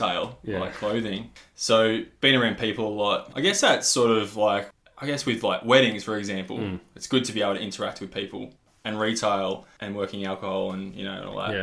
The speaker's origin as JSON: {"language": "English", "town": "Warrnambool", "region": "Victoria", "country": "Australia", "tie": "born or raised there", "said": "it's called Cannon Hill in Warrnambool, in my hometown"}